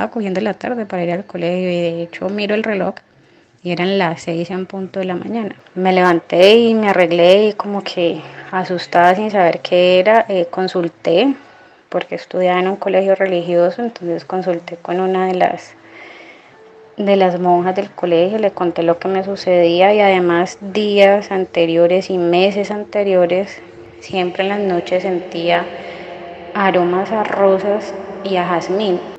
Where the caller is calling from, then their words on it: Cali, Valle del Cauca, Colombia; Hola Carlos, soy Kelly de Cali, Colombia